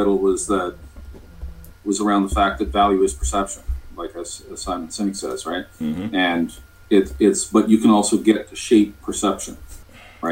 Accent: Canada; I'm from Canada

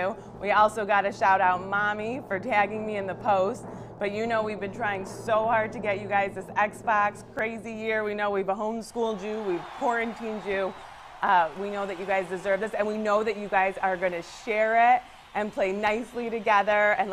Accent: West Bloomfield, Michigan, United States; now in Novi, United States; I grew up in West Bloomfield. I live in Novi now

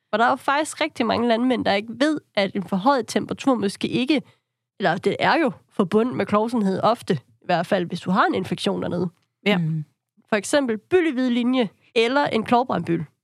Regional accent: Southern Denmark, Denmark; Nu er jeg jo selv Fynbo. Det er heller ikke helt nemt at komme til Jylland altid.

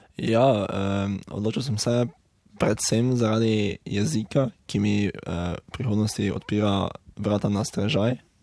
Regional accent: Lenart, Slovenia; prihajam iz Lenarta v Slovenski Gorica

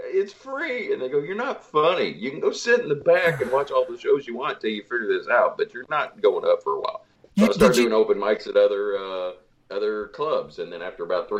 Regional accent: Salem, Illinois, United States; moved away as an adult; also born or lived in Du Quoin, Illinois / Nashville, Tennessee; I was born in Southern Illinois, in DuQuoin, Illinois, 1970. And then we ended up moving to Salem, Illinois, which was Andy Griffith town then. And now I believe it's a crystal meth village.

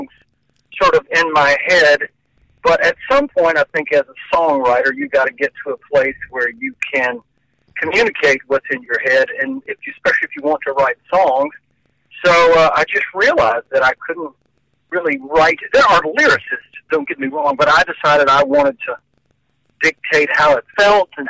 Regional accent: Murfreesboro, Tennessee, United States; moved away as an adult; also born or lived in Los Angeles; Murfreesboro, which is my hometown, which is, as I said, 25 miles south of Nashville

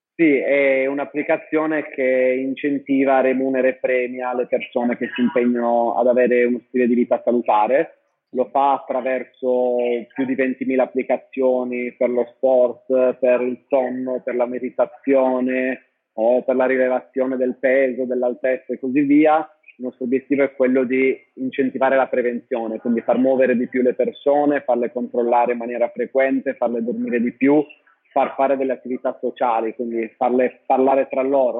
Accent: Sardinia, Italy; moved away as an adult; also born or lived in London, United Kingdom / Milan, Italy; sono partito a 19 anni dalla Sardegna

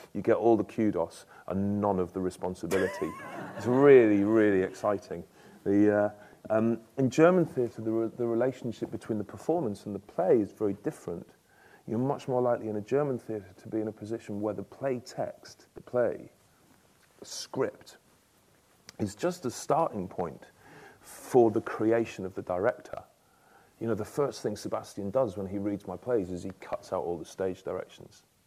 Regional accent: Stockport, North West England, United Kingdom; growing up in Stockport, a suburb of Manchester

